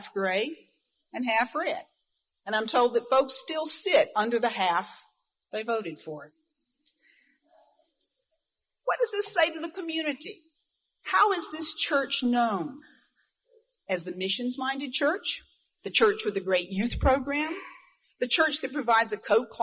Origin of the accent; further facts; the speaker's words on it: Easley, South Carolina, United States; moved away; Growing up in Easley, South Carolina, considered by some the buckle of the Bible Belt, I lived in a very monolithic, very WASPy world